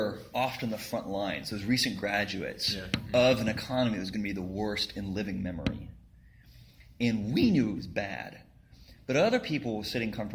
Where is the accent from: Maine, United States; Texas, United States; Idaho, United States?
Texas, United States; moved away as an adult; also born or lived in Scotland; I'm from Texas originally